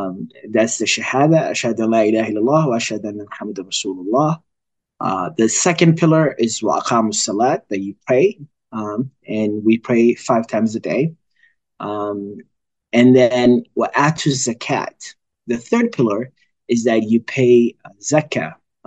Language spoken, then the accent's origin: English; Minnesota, United States; I am a resident here in Minneapolis. I grew up in the Twin Cities area. I've lived here most of my life, actually. I came here when I was about 12.